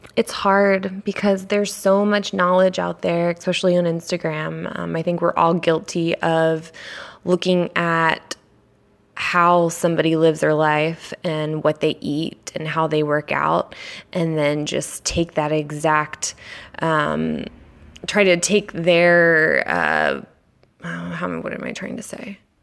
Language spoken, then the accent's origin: English; Annapolis, Maryland, United States; moved away as an adult; now in San Diego, United States; I am from Annapolis, Maryland, grew up there, um, and I've been in San Diego, California for four years now